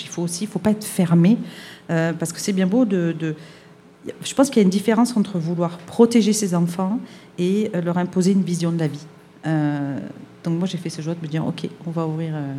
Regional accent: France; now in Montreal, Canada; je suis française

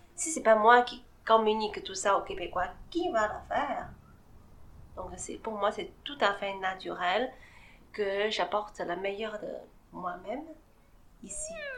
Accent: China; French is a second language; now in Montreal, Canada; Je suis née en Chine, je suis grandie là-bas

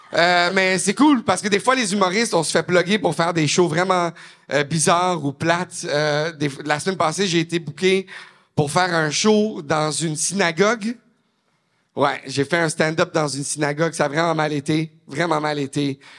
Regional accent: Laval, Quebec, Canada; Je viens de Laval. Je viens de Laval. Je suis un humoriste anglophone à la base.

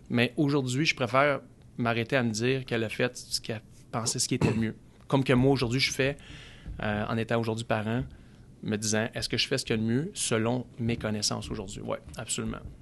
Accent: Gatineau, Quebec, Canada; also born or lived in Saint-Jérôme; on est arrivé dans l'Outaouais. J'avais plus ou moins 10 ans.

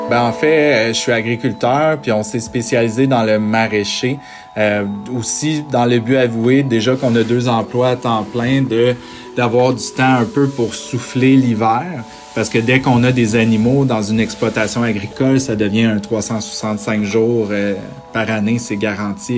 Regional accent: Sainte-Agathe-des-Monts, Quebec, Canada; j'ai été élevé à Sainte-Agathe, donc j'ai vraiment été élevé euh, en nature

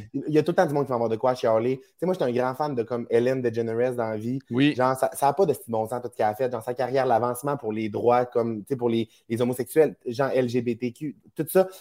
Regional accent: Saguenay, Quebec, Canada; now in Montreal, Canada; ma région natale

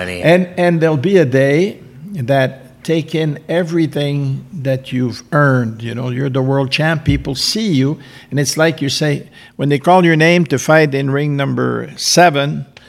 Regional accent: Canada; being French Canadian

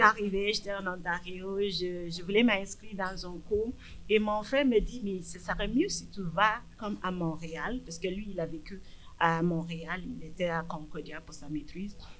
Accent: Nigeria; French is a second language; moved away as an adult; also born or lived in England; now in Abitibi-Témiscamingue, Canada; je suis d'origine du Nigeria

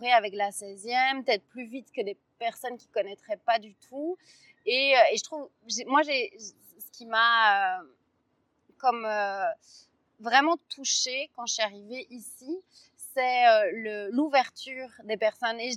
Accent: Belgium; je suis pas, suis pas français, je viens de Belgique.

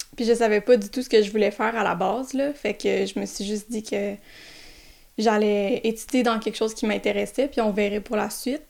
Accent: South Shore of Montreal, Quebec, Canada; je viens d'arriver la sud de Montréal

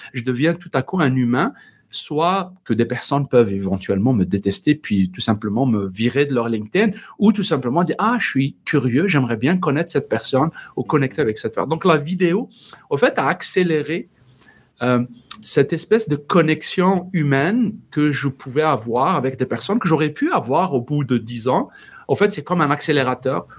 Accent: Algeria; first language Berber (Tamazight); French is a second language; moved away as an adult; also born or lived in Paris, France; j'ai eu dans mon pays d'origine, Algérie, l'occasion d'intégrer la radio nationale et j'ai produit, animé une des premières émissions en, dans ma langue euh, maternelle, le berbère

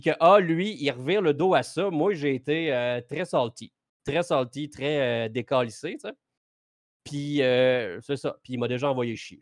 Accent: Abitibi, Quebec, Canada; je viens de l'Abitibi comme toi, Yann

